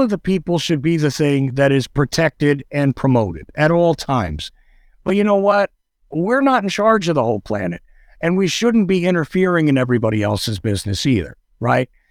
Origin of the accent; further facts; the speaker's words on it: New Jersey, United States; also born or lived in New York; I grew up in New Jersey, okay? I grew up in New Jersey a little time in New York